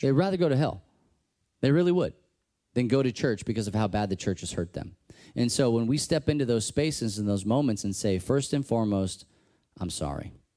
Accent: Texas, United States; I'm from Texas

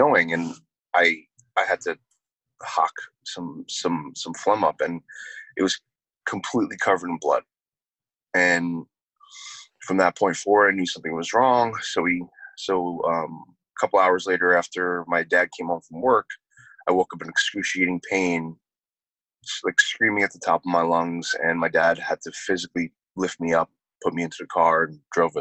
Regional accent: New York, United States; moved away; also born or lived in New Jersey; originally I'm from New York, and my parents moved to New Jersey kind of in the middle of my treatments

